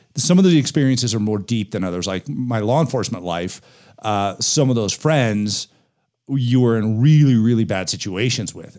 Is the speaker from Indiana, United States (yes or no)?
no; Denver, Colorado, United States; I grew up in the Denver area, I still have a lot of very close friends that I was in elementary school with.